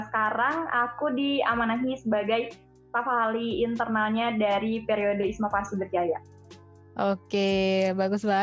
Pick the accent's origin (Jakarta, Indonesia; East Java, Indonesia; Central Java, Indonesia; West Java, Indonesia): West Java, Indonesia; Perkenalkan, Uh … dari hmm, hmm. Malaya, wilayah Priangan. Aku asli Sunda.